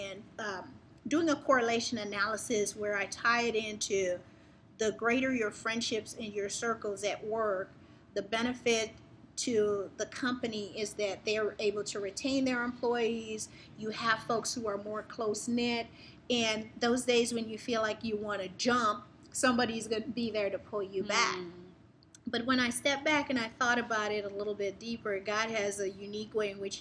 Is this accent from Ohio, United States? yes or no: no; New York City, New York, United States; also born or lived in Guyana; I grew up in Brooklyn.